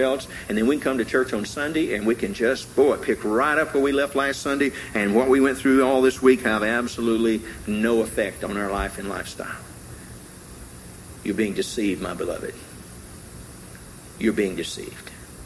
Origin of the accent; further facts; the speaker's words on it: Tennessee, United States; I grew up in Tennessee.